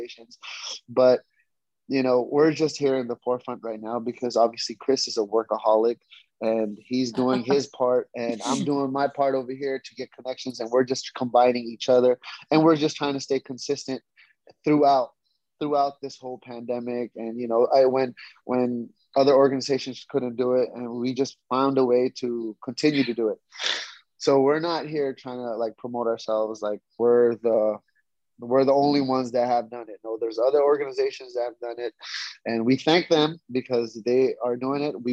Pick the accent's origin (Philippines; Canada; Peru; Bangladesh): Philippines; moved away; also born or lived in United States; I'm Filipino